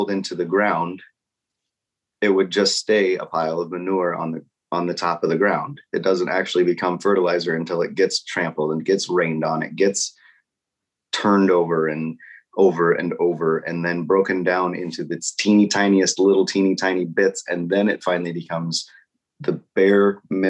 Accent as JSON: {"language": "English", "region": "Nebraska", "country": "United States", "tie": "born or raised there", "said": "I grew up in Nebraska"}